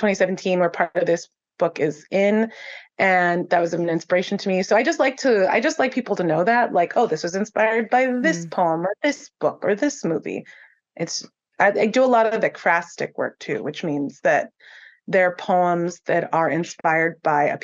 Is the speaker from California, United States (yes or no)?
yes; San Gabriel, California, United States; I live in San Gabriel. It's my hometown